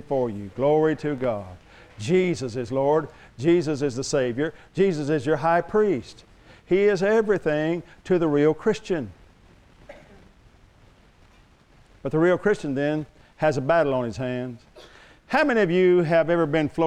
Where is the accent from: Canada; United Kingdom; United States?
United States; Oklahoma; I'm from Oklahoma